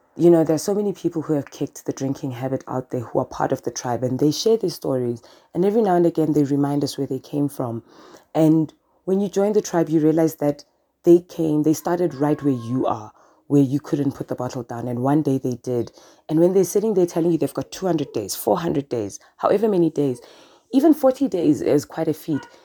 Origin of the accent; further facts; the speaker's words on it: Germany; moved away as an adult; now in New Zealand; I am a German and lived around the world and now settled down with my beautiful family here in the even more beautiful New Zealand